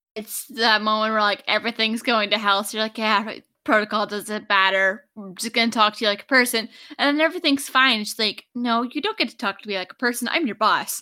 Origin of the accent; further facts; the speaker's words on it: Oak Ridge, Tennessee, United States; I grew up in East Tennessee